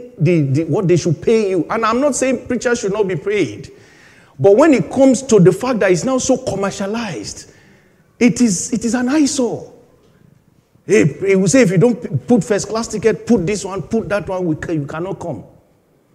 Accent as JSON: {"language": "English", "country": "Nigeria", "moved": "as an adult", "lives_now": "United Kingdom", "said": "I just left Nigeria at that time, about 5 years"}